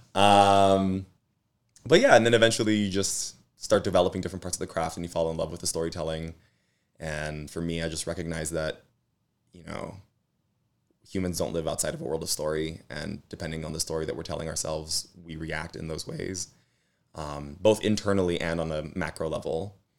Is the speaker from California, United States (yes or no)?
yes; Los Angeles, California, United States; I grew up in East L A, Boyle Heights